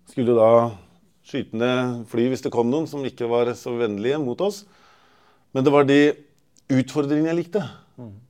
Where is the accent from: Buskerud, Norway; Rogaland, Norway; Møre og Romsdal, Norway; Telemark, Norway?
Telemark, Norway; Porsgrunn; also born or lived in Trøndelag; Halv trønder og halv porsgrunnsvin. Så jeg er liksom både trønder og telemarking.